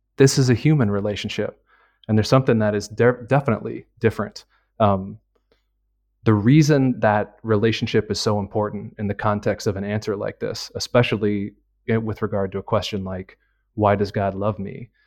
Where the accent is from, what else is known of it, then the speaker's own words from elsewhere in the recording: United States; moved away as an adult; now in Milan, Italy; I'm an American.